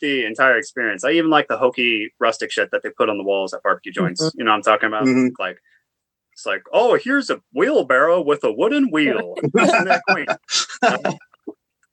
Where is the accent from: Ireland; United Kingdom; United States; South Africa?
United States; Oklahoma; now in North Carolina, United States; I'm also from Oklahoma